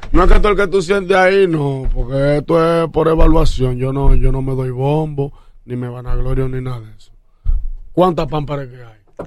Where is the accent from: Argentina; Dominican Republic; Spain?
Dominican Republic; Santo Domingo Este, Distrito Nacional; Y Catanga queda al lado del barrio Puerto Rico donde yo nací